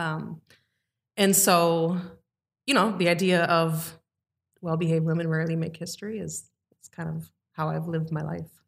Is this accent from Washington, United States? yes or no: no; Mequon, Wisconsin, United States; I grew up in Mequon, a very dominant white community